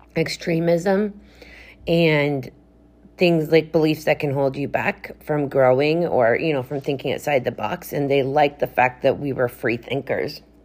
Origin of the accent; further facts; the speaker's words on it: Canada; I am a chick from Canada